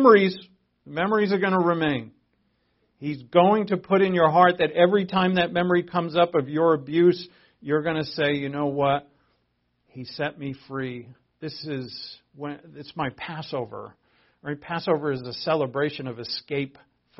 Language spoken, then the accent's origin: English; Providence, Rhode Island, United States; I was born in Providence, Rhode Island.